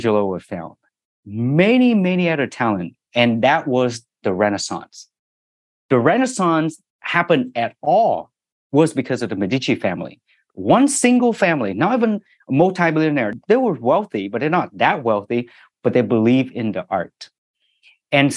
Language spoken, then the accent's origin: English; Ho Chi Minh City, Vietnam; now in Orange County, United States; I was born in Saigon, in Vietnam.